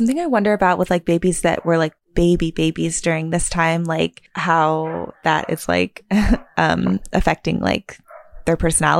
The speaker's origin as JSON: {"language": "English", "town": "Keller", "region": "Texas", "country": "United States", "lives_now": "New York, United States", "said": "whenever I tell people I'm from Texas, I was like, oh, you don't really have an accent. Like, I feel like Keller was very, like, neutral on the Texas."}